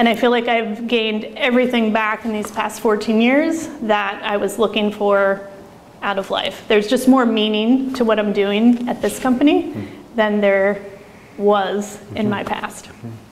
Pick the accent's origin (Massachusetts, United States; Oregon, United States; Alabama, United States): Oregon, United States; I'm from Oregon